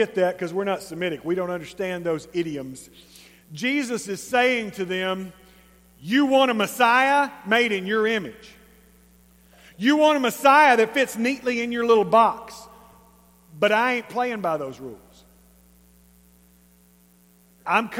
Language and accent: English; East Texas, United States; We're East Texan.